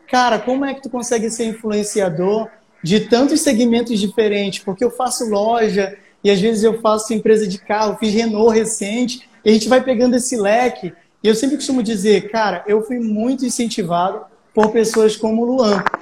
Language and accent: Portuguese; Pará, Brazil; now in Amapá, Brazil; eu sou aqui do Amapá. Eu sou um paraense que vive no Amapá há tanto tempo que me considero macapaense.